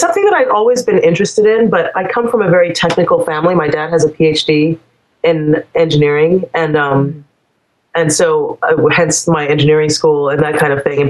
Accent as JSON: {"language": "English", "country": "Trinidad & Tobago", "moved": "yes", "said": "I'm from the Caribbean originally. I'm from Trinidad"}